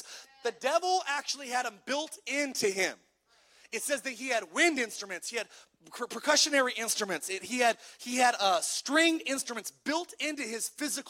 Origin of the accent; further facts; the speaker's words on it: California, United States; I grew up in California